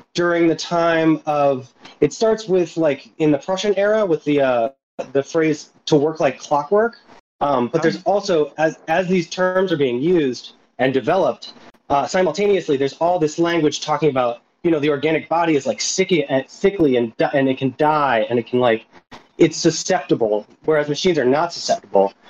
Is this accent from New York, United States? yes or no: no; Philadelphia, Pennsylvania, United States; from Philadelphia